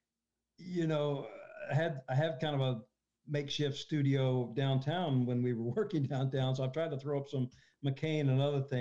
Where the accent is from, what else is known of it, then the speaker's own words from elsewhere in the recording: Conway, Arkansas, United States; my hometown, Conway, Arkansas, north of Little Rock